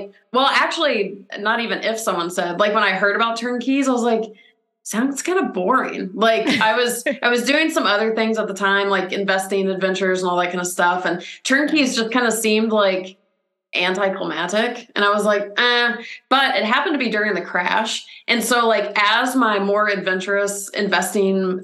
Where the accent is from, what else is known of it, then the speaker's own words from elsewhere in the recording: Atlanta, Georgia, United States; now in California, United States; I'm from Atlanta originally